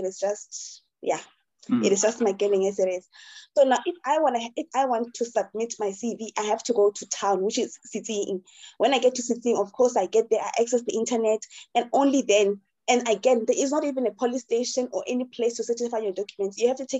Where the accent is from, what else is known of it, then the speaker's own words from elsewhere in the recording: Kwaka, Free State, South Africa; also born or lived in Harrismith; I'm from Kwaka initially, right? But then because, my family is like closely, we stay close to each other. So I have family in Kwaka, I have family in Tiami, in Harrismith.